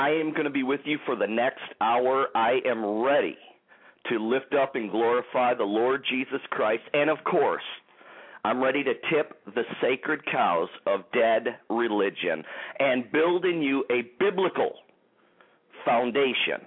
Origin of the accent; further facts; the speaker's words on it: Detroit, Michigan, United States; in the Detroit, Michigan area here, my hometown